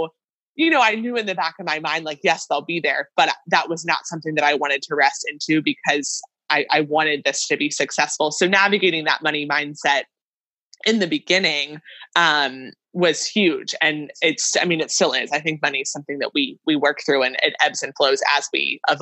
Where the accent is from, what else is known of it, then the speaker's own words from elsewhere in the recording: near State College, Pennsylvania, United States; moved away as an adult; also born or lived in Maryland; State College, Pennsylvania, which is close to my hometown